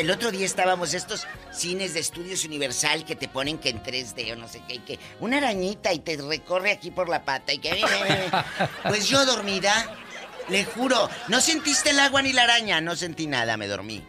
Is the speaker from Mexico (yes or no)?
yes; Matamoros, Tamaulipas, Mexico; moved away; de Matamoros, Tamaulipas, mi tierra